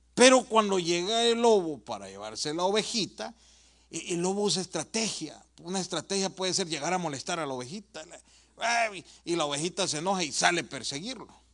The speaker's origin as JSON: {"language": "Spanish", "country": "El Salvador", "moved": "yes", "said": "Yo vengo de El Salvador"}